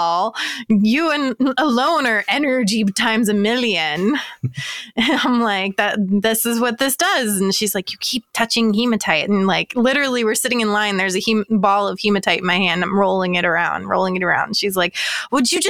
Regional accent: Georgia, United States; I'm from Georgia

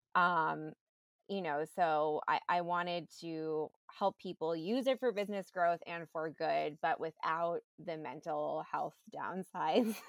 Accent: New York, United States; I grew up in New York. I went to performing arts high school

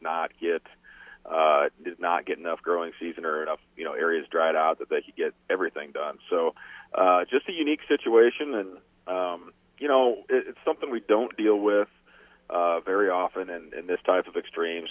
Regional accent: Iowa, United States; my home state of Iowa

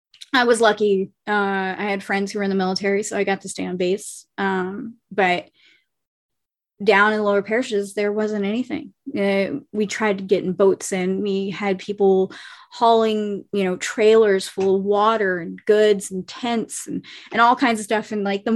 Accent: New Orleans, Louisiana, United States; I'm from New Orleans. So, and I also lived down in the lower parishes for a little while.

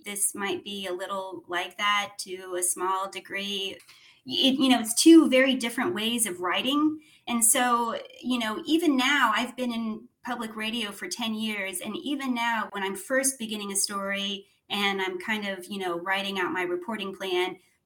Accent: Clearwater, Florida, United States; moved away as an adult; also born or lived in Sarasota, Florida / Nashville, Tennessee; I grew up in Clearwater in Sarasota

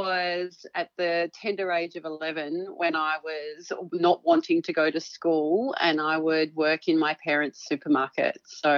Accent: Melbourne, Victoria, Australia; So I was born in Melbourne. Born and bred, so at the Women's Hospital in Carlton

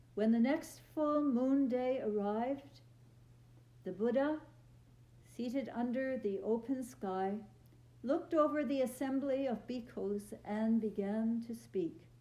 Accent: Vancouver, British Columbia, Canada; moved away as an adult; also born or lived in Toronto; And I'm from Vancouver

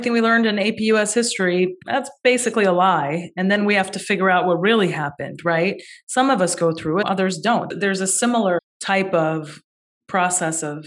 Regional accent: Chicago, Illinois, United States; growing up in Chicago

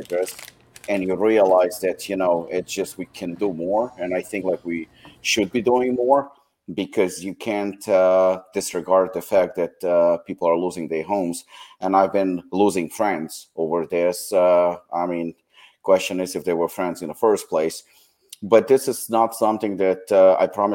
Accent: United States; I am American myself and I'm proud to be American

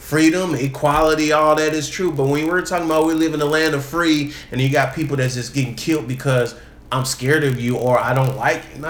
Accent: United States; As American

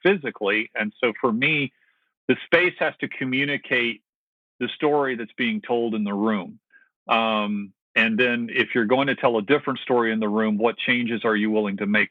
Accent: the South, United States; I grew up in the South

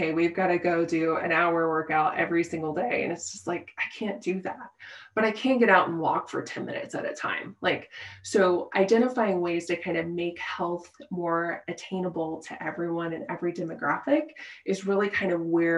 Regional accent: Midwest, United States; moved away as an adult; now in Colorado, United States; born and raised in the Midwest

